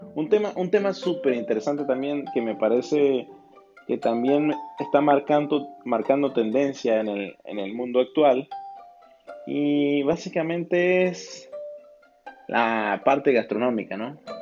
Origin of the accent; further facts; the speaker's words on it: Venezuela; mi país, Venezuela